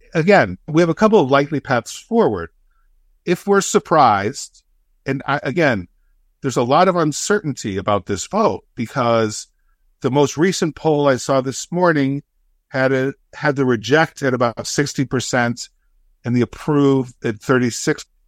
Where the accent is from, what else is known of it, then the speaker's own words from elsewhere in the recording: United States; as an American